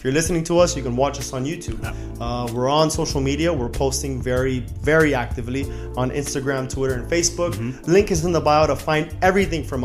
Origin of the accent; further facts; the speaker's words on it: Miami, Florida, United States; we're from Miami